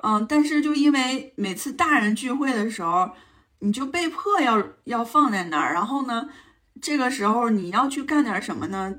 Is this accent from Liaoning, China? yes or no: yes; Anshan, Liaoning, China; moved away; 从鞍山，我的老家，然后到朝阳，就是二姨夫的老家去过年